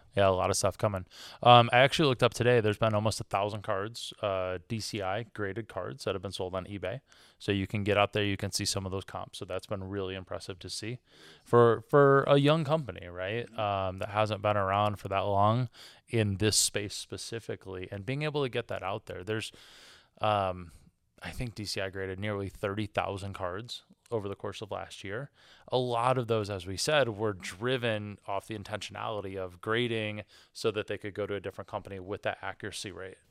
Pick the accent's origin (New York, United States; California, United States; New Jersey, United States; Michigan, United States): Michigan, United States; I am from Michigan, which means that I'm a Detroit Pistons fan